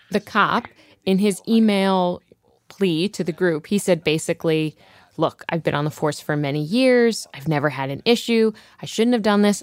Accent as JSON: {"language": "English", "region": "Ohio", "country": "United States", "moved": "yes", "said": "I'm from Ohio"}